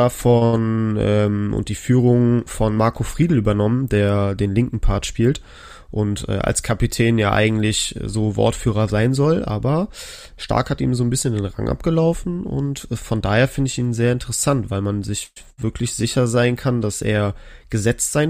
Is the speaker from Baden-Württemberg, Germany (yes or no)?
no; Bremen, Germany; Ich als Bremer erhoffe mir natürlich noch ein paar mehr Punkte